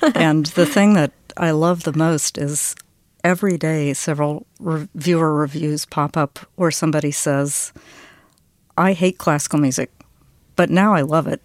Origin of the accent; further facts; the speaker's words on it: the South, United States; also born or lived in Vienna; we're from the South. I'm Southern